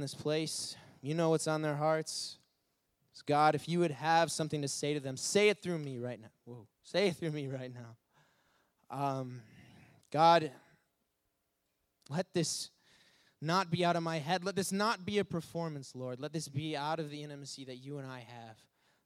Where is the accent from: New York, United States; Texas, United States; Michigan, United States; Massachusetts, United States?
Michigan, United States; Detroit; moved away as an adult; now in Illinois, United States; I'm actually from Detroit, Michigan